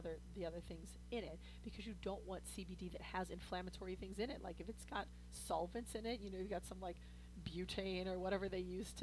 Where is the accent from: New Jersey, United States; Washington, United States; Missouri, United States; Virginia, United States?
Missouri, United States; St. Louis; I'm from St. Louis.